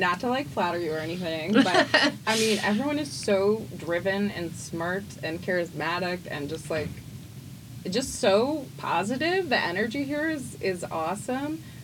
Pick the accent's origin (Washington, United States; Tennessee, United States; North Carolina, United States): Tennessee, United States; Memphis; moved away; I'm from Memphis originally, so I've got a lot of Memphis pride